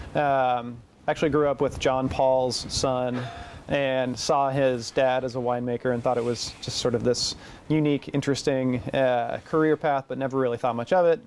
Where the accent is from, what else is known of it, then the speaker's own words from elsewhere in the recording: Portland, Oregon, United States; I'm from Portland originally, mm-hmm. so it's close to home. I know the area. I grew up in it